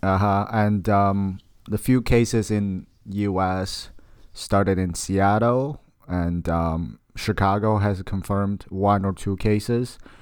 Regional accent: China; moved away; I'm from China, so I have a very strong tie, uh, to what's going on in China

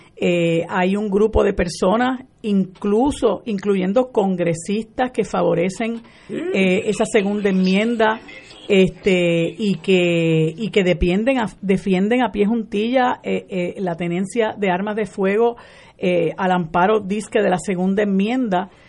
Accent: Puerto Rico; nosotros como puertorriqueños

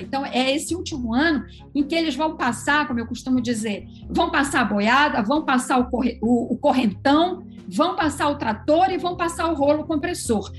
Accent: Belém, Pará, Brazil; somos amazônidas. Eu sou de Belém

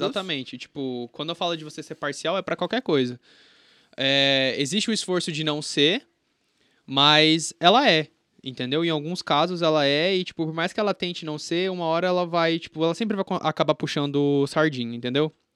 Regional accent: Campo Grande, Mato Grosso do Sul, Brazil; now in Brasília, Brazil; eu sou de Campo Grande, Mato Grosso do Sul

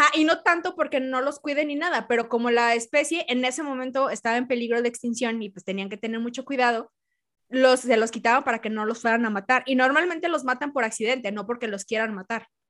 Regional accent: Mexico; yo soy de México

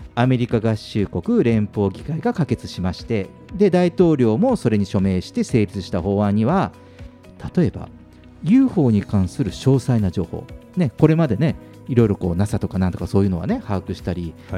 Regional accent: Fukuoka, Japan; now in Tokyo, Japan; 僕の実家の福岡

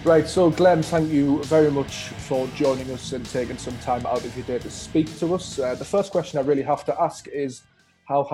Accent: Sunderland, North East England, United Kingdom; I'm from Sunderland.

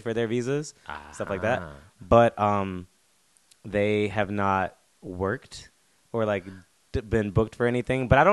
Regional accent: North Carolina, United States; now in South Korea; I'm from North Carolina

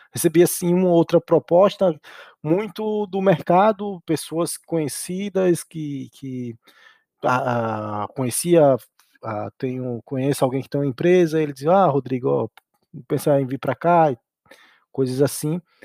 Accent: Brazil; moved away as an adult; now in Portugal; em alguns órgãos públicos da minha cidade, lá, lá, no, lá no Brasil

